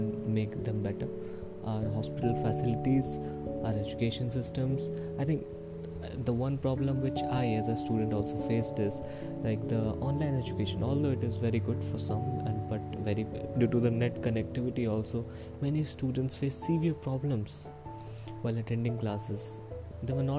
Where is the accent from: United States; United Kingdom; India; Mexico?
India; I'm from India.